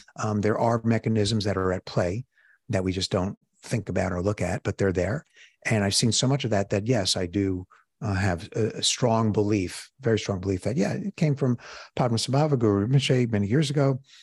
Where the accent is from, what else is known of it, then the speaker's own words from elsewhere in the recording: New York City, New York, United States; moved away as an adult; now in Chicago, United States; I'm from Brooklyn